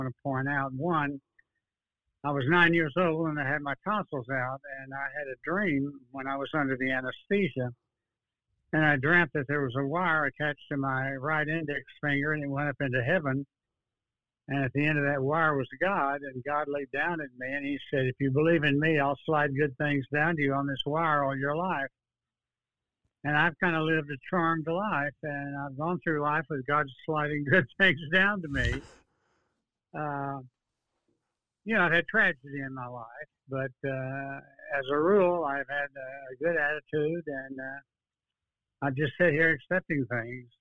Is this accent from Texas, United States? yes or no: yes; Dallas, Texas, United States; now in Austin, United States; I was born in Dallas, 1931, January the 14th